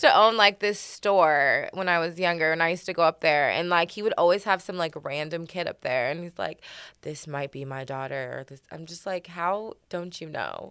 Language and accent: English; Oregon, United States; moved away; I'm from Oregon